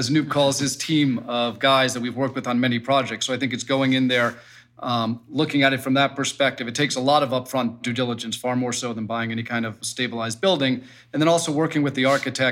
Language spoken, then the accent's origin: English; New York, United States; as a New Yorker